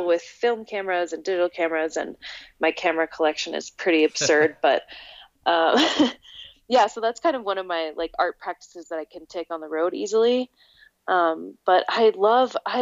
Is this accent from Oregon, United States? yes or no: yes; Oregon, United States; also born or lived in Alberta, Canada; I was born in Alberta in 1988, and I moved to Oregon when I was 7 in 1995 with my family.